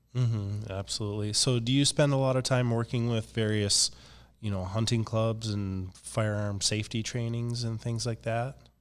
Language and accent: English; Minnesota, United States; now in Fargo, United States; I'm from Minnesota